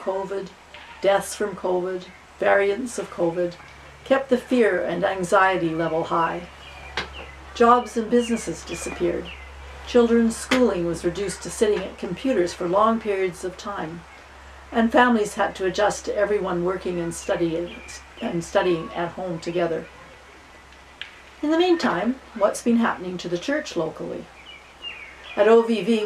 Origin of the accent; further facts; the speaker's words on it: Winnipeg, Manitoba, Canada; moved away as an adult; also born or lived in Oxford, England / Quebec City / Ottawa; now in Carleton Place, Canada; from St. Albans, growing up in Winnipeg